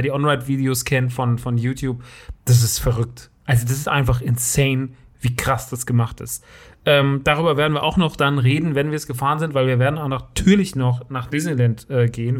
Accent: Rodgau, Hesse, Germany; in Rottgau. Das ist meine Heimat.

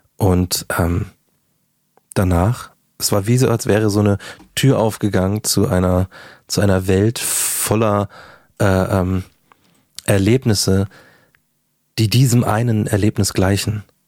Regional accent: Markt Schwaben, Bavaria, Germany; also born or lived in Munich; ich komme aus München äh, bin in München quasi geboren, dann auf dem Land aufgewachsen oder äh, ein paar Kilometer vor München

